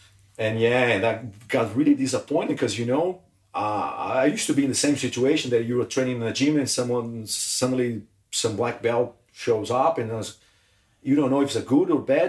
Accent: Brazil; English is a second language; It's not that I'm the best in the world, but I'm just arriving from Brazil.

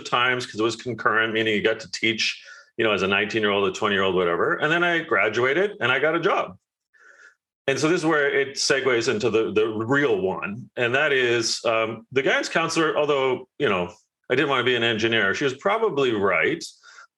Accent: Canada; I'm Canadian

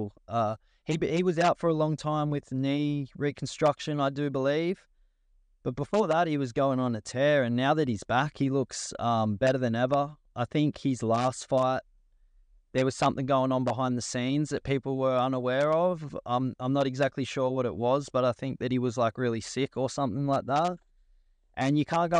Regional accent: Australia; I'm proud of being an Australian fighter

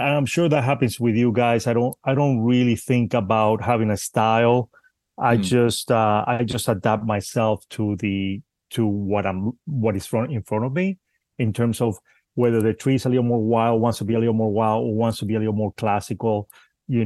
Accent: Spain; also born or lived in Cuba; now in United States; I'm Cuban and I grew up in Spain, and again I've been in the United States for quite a while now, but mainly I grew up in Spain

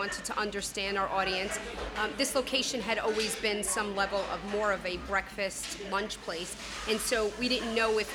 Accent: Cortlandt Manor, New York, United States; we are from Cortland Manor.

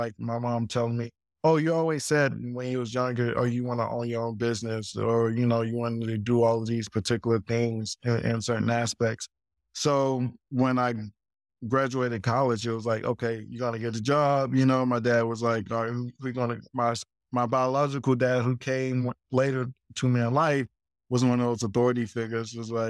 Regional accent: Greenville, South Carolina, United States; I'm like coming from Greenville, South Carolina, where it's like very, very country.

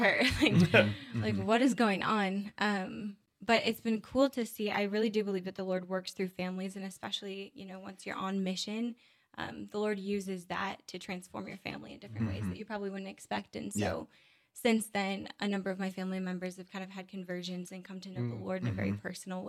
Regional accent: Diocese of Duluth, northern Minnesota, United States; I'm from the Diocese of Duluth, which is northern Minnesota

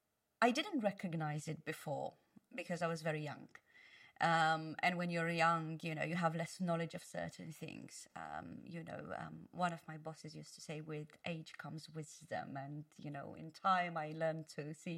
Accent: Romania; also born or lived in London, United Kingdom; now in Malta; Yes, I'm originally from Romania. I left Romania quite young.

